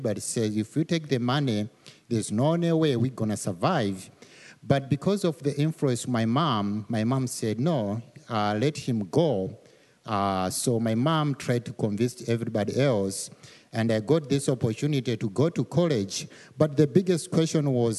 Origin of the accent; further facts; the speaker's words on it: Malawi; moved away as an adult; I'm from Malawi. Malawi is one of the smallest countries in Africa, and it's one of the poorest countries in the world. An average income for most of the families is around $500. Most of the people, they make a dollar a day. So I grew up in that kind of environment